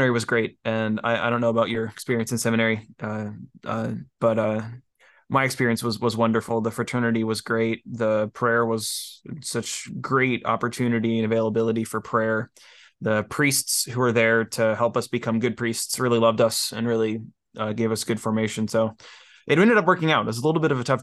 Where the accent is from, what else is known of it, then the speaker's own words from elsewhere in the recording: Ohio, United States; also born or lived in New Hampshire; I moved back to Ohio from New Hampshire after college